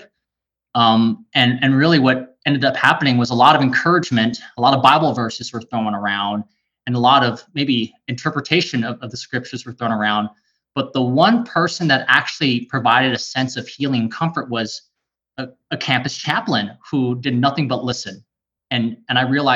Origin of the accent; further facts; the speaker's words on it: California, United States; also born or lived in Waikele, Oahu, Hawaii; now in Central Oregon, United States; in third grade, me and my family moved to California, and it was completely different.